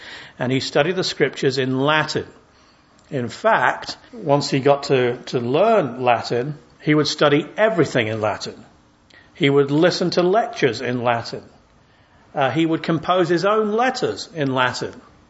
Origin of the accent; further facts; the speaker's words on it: England, United Kingdom; I'm English